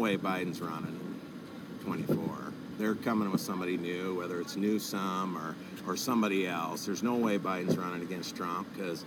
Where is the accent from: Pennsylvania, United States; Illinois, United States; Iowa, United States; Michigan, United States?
Iowa, United States; Rock Valley